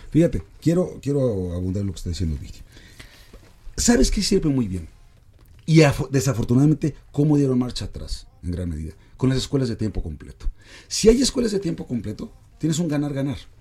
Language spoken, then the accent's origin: Spanish; Mexico; nos va a costar como mexicanos